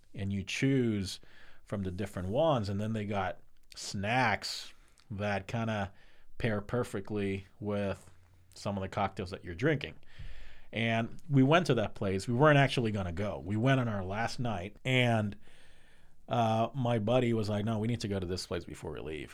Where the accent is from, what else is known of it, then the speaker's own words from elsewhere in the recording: Puerto Rico; now in United States; I would love to go back to PR